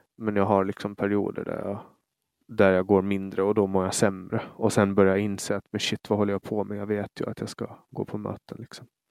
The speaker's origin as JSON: {"language": "Swedish", "region": "Åland", "country": "Finland"}